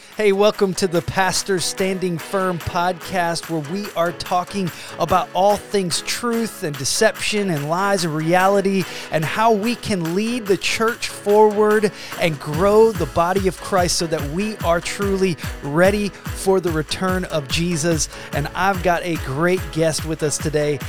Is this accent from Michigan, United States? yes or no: no; Georgia, United States; now in Illinois, United States; So now I'm from Georgia